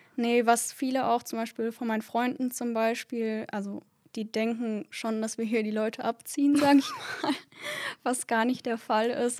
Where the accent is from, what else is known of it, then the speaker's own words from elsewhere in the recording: Duisburg, North Rhine-Westphalia, Germany; ich wohne hier in Duisburg schon mein ganzes Leben, würde auch sagen, dass ich so Ur-Duisburgerin bin